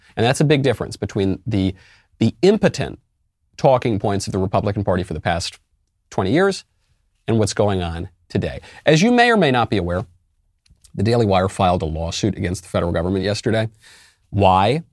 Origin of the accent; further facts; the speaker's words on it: New York City, New York, United States; moved away as an adult; also born or lived in California; now in Tennessee, United States; I'm a New Yorker, as you may know, and I did leave New York, and I'm, I left New York originally for California